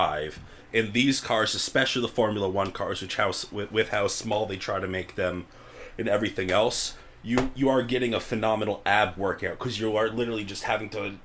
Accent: United States; I'm an American

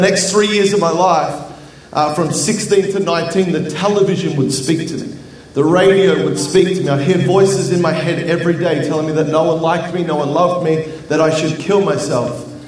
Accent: Melbourne, Victoria, Australia; I grew up in Melbourne, Australia, where Planet Shakers is from.

